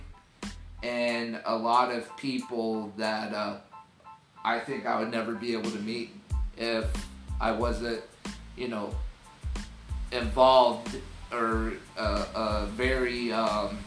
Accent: Florida, United States; I'm actually sixth generation, you know, Floridian

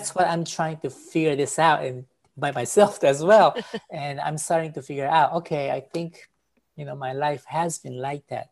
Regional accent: Japan; moved away as an adult; also born or lived in New York; I was born in Japan

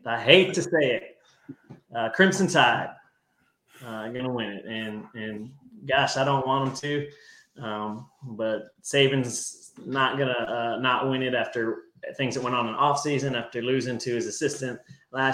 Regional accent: San Antonio, Texas, United States; originally I'm from San Antonio

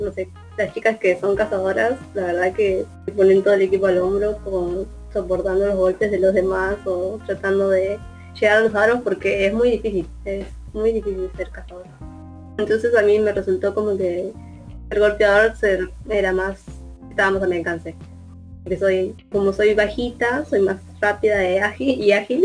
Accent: Merlo, Buenos Aires Province, Argentina; soy de Merlo

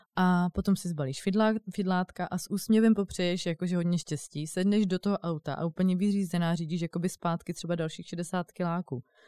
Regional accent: Brno, South Moravian Region, Czechia; now in Prague, Czech Republic; přijdu potom jako do Brna, eh, odkud pocházím

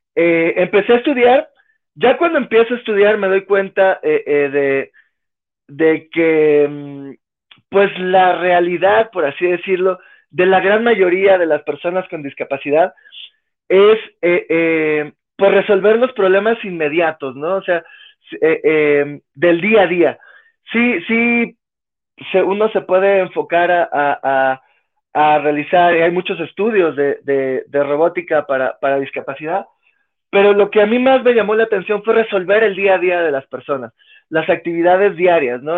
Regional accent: Mexico City, Mexico; also born or lived in Colombia; Llegué cuando era pequeñito, tenía año y medio, dos años de edad, fue que llegué a vivir a la Ciudad de México

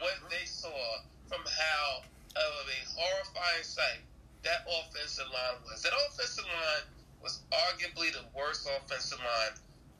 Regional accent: New York, United States; I'm from West Side

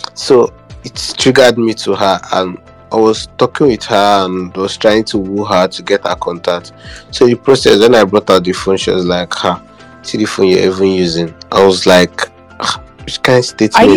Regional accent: Abia, Nigeria; I'm from Abia State

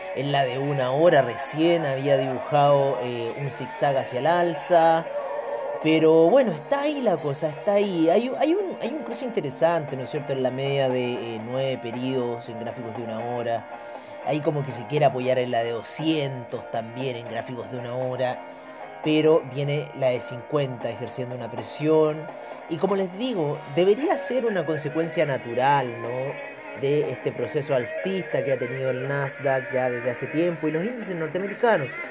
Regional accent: Chile

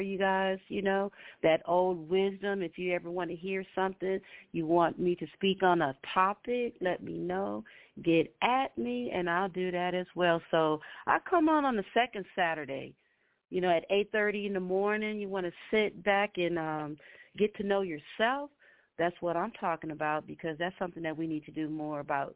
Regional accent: Compton, California, United States; both Symbolic and I, we're like from Compton

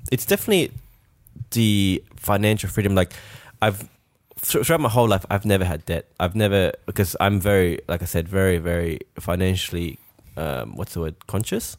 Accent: France; moved away; we're from France

